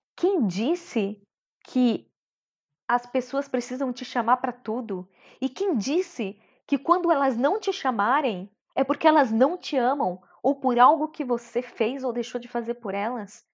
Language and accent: Portuguese; São Bernardo do Campo, São Paulo, Brazil; Eu sou de São Bernardo do Campo, nasci lá, batateira. E fui criada lá mesmo